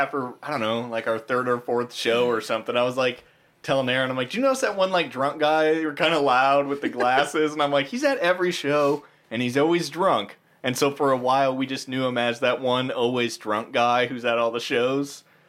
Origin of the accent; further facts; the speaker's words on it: Granger, Indiana, United States; now in Lafayette, United States; Aaron and I were both, and Mike, our bass player, we're all from Granger.